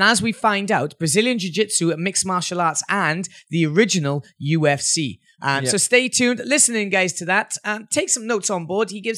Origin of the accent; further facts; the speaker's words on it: Wales, United Kingdom; As a Welshman